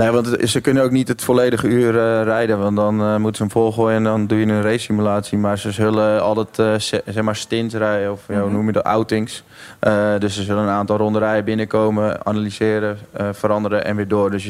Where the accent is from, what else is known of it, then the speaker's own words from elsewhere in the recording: Netherlands; als Nederlander